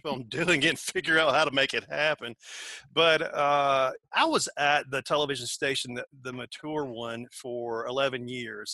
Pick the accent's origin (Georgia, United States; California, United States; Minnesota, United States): Georgia, United States; accent: southern